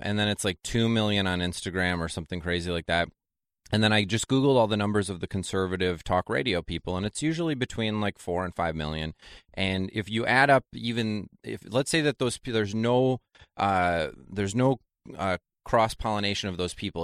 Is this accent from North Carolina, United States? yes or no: no; Janesville, Wisconsin, United States; moved away; also born or lived in New York; Janesville, Wisconsin's where I'm from